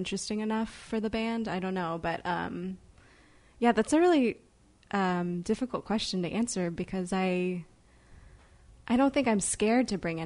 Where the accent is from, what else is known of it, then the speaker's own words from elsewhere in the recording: Edwardsville, Illinois, United States; now in Chicago, United States; I'm originally from, it's a small town called Edwardsville, but it's near St. Louis. It's still in Illinois.